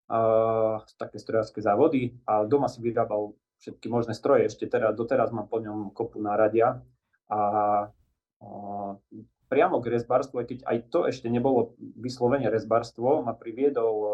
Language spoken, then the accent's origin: Slovak; Nemecká, Banská Bystrica Region, Slovakia; No, takže Nemecka sa nachádza eh, v podstate už eh, na kraji uh, Brezňanského